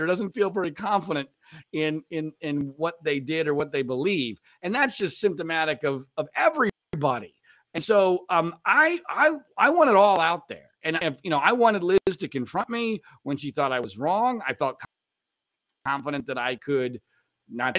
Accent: Pennsylvania, United States; moved away as an adult; growing up in Pennsylvania, but not in state college

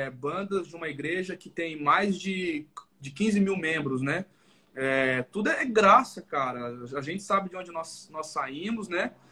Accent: Barreiro, Brazil; Então, assim, a minha, a minha adolescência, Juninho, foi lá em Barreiro, né, cara?

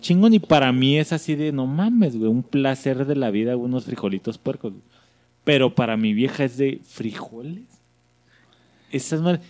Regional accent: northern Mexico, Mexico; accent: northern; Somos del norte, no tenemos amigos y somos tenemos acento marcado

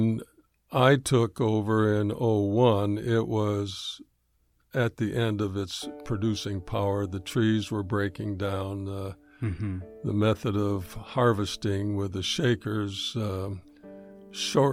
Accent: Berrien Springs, Michigan, United States; moved away as an adult; also born or lived in Detroit area, Michigan; moved back from the Detroit area to where both my wife and I were raised here in Berrien Springs.

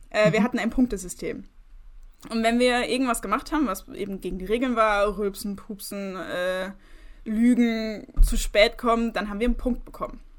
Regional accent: Rhineland-Palatinate, Germany; Aus Rheinland-Pfalz. Aus, Aus

